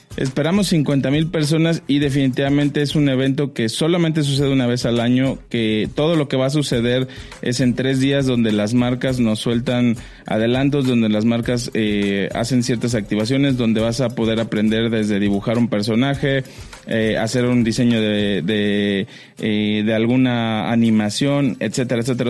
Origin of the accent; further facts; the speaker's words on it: Mexico; como mexicanos